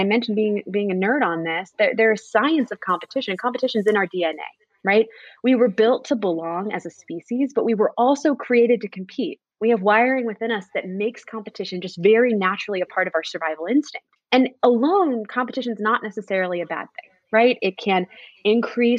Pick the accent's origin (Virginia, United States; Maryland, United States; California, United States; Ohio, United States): Maryland, United States; Annapolis; in my hometown of Annapolis